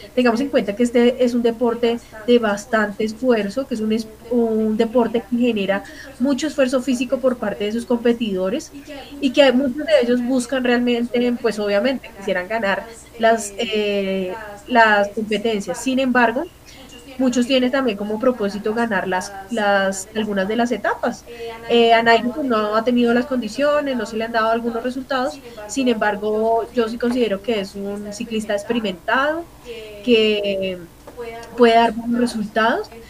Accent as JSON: {"language": "Spanish", "country": "Colombia", "said": "como colombiana"}